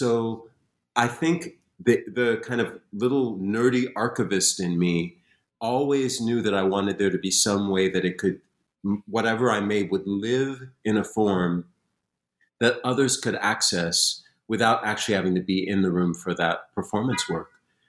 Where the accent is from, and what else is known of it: Springfield, Massachusetts, United States; born or raised there